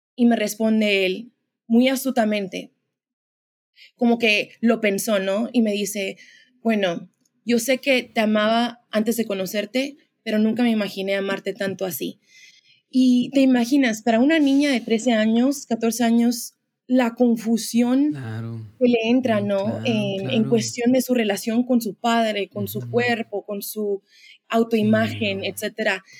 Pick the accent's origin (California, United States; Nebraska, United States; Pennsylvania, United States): California, United States; Los Angeles; moved away as an adult; now in Dallas, United States; yo nací en Los Ángeles. Em, soy de ahí, la mayoría de mi vida viví ahí.